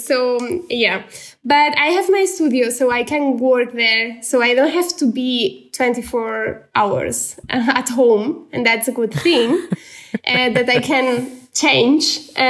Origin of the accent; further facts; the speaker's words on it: Barcelona, Catalonia, Spain; English is a second language; when it's winter, I'm still from Barcelona.